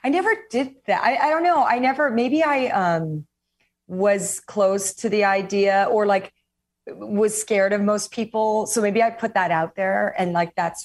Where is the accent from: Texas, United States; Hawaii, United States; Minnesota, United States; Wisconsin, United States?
Hawaii, United States; born or raised there; also born or lived in New York; now in California, United States